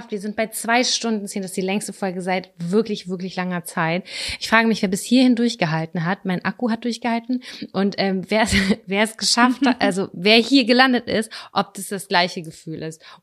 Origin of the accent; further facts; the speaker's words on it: Hamburg, Germany; Und dann haben wir gesagt, wir kommen aus Hamburg, aber immer wenn wir, wenn wir in Lübeck sind, dann gehen wir hier Pizza essen.